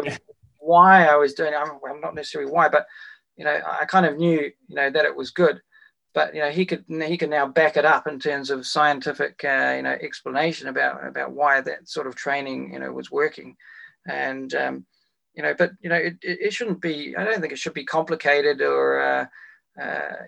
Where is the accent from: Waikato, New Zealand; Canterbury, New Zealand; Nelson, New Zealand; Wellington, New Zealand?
Wellington, New Zealand; my hometown of Wellington